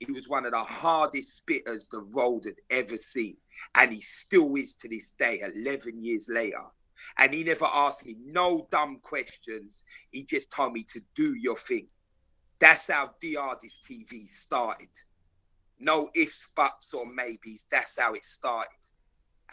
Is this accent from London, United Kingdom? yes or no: yes; London, United Kingdom; I'm from South London, big man, my whole life